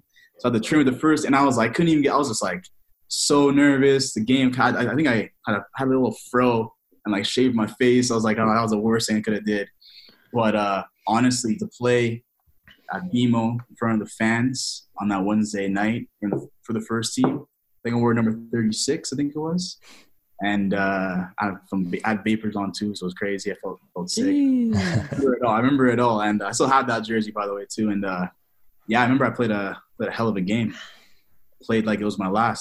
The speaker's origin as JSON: {"language": "English", "town": "Toronto", "region": "Ontario", "country": "Canada", "tie": "born or raised there", "said": "my hometown"}